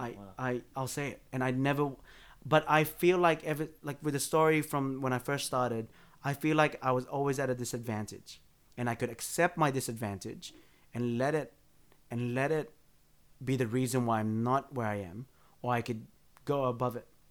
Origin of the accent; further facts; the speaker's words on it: Blacktown, New South Wales, Australia; I grew up out in Blacktown